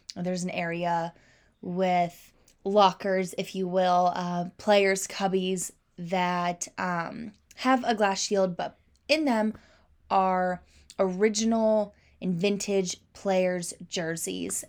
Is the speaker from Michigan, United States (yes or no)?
no; Kansas City, Missouri, United States; growing up in the South Suburbs of Kansas City